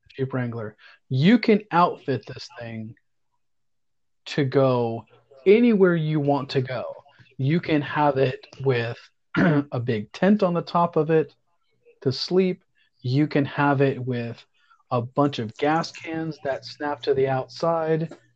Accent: Deltona, Florida, United States; my hometown of Deltona, Florida

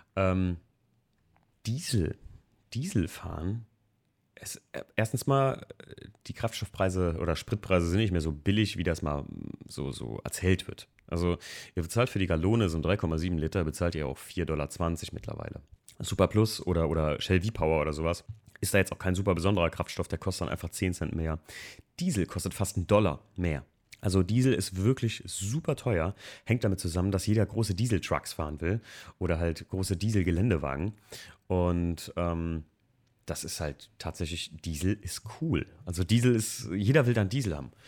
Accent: Germany; hier bei uns in Deutschland

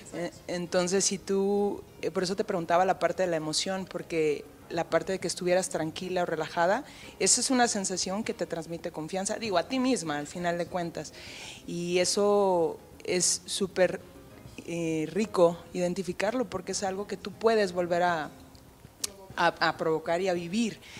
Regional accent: Mexico; como mexicanos

